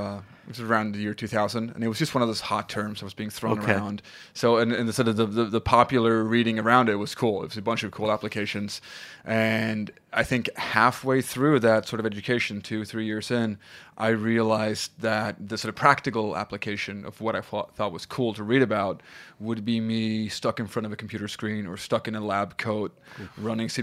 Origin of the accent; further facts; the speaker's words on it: south of Sweden, Sweden; English is a second language; I grew up in Sweden, in the south of Sweden.